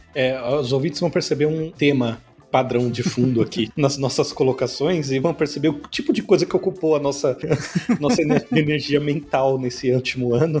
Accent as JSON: {"language": "Portuguese", "region": "São Paulo", "country": "Brazil", "tie": "born or raised there", "moved": "as an adult", "lives_now": "Natal, Brazil", "said": "Eu vivi a vida inteira, assim, eu cresci em São Paulo"}